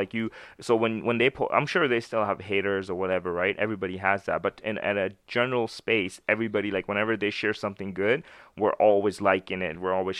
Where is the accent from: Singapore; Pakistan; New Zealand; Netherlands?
Pakistan; born there; I was born in Pakistan, right? So I have like a cultural difference also.